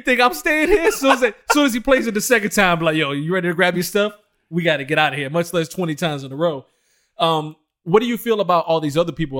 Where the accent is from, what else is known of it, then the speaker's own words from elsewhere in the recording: Detroit, Michigan, United States; I came from Detroit, Michigan